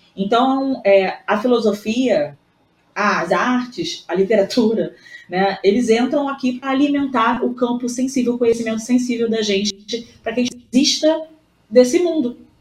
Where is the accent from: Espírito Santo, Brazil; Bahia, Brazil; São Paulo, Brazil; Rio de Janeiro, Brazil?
Rio de Janeiro, Brazil; Voltei aqui pro Rio, né? Que obviamente sou carioca.